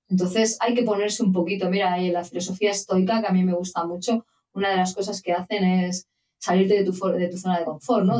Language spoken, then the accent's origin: Spanish; Madrid, Community of Madrid, Spain; moved away as an adult; yo soy de Madrid